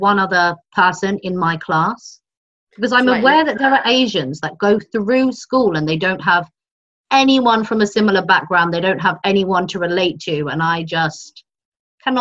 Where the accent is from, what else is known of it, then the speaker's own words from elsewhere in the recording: Ipswich, East of England, United Kingdom; moved away as an adult; also born or lived in Hull / Nottingham / Bombay; now in Mumbai, India; Grown up in Ipswich until I was 19.